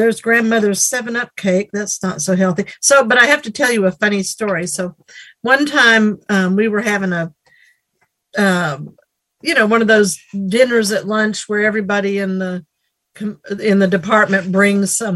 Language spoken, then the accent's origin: English; Nashville, Tennessee, United States; I am from Nashville, Tennessee.